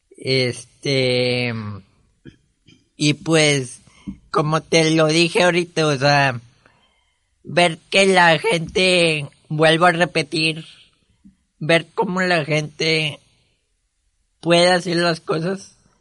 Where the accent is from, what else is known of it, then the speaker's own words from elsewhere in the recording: Monterrey, Nuevo León, Mexico; nací aquí en Monterrey un 22 de marzo del 97